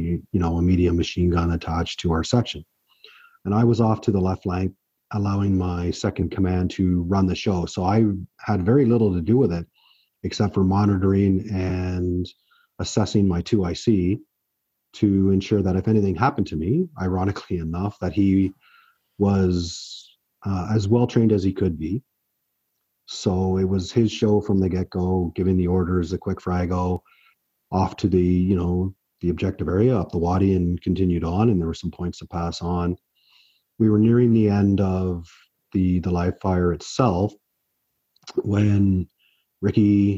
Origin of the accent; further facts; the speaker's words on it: Oakville, Ontario, Canada; also born or lived in Brampton, Ontario; I was born in Brampton, raised in Oakville.